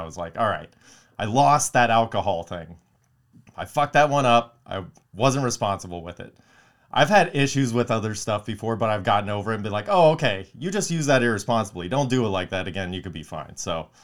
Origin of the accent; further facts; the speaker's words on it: Palmdale, California, United States; growing up in Palmdale